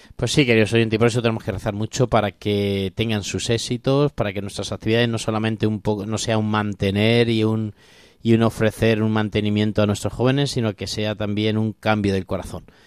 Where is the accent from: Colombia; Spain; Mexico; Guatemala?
Spain; Corral de Almaguer, Castilla-La Mancha; now in Alcuéscar, Spain; yo soy de Corral de Almaguer, que es mi Virgen de la Muela